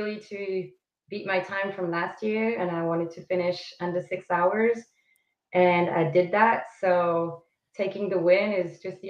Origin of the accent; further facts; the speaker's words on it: Switzerland; moved away as an adult; now in Southern California, United States; From Switzerland. Switzerland. Okay. So that's my home country.